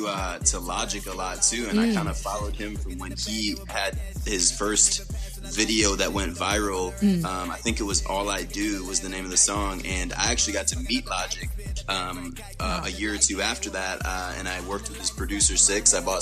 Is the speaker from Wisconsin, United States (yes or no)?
yes; Green Bay, Wisconsin, United States; moved away as an adult; now in Houston, United States; I was born in Green Bay